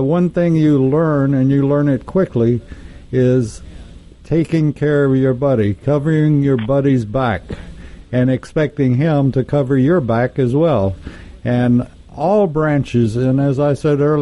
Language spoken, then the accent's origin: English; Texas, United States; moved away; I'm from Texas, and we had junior high schools as opposed to middle schools